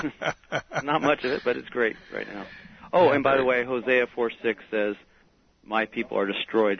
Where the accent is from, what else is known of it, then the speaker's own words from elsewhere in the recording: United States; now in England; Well, I'm an American.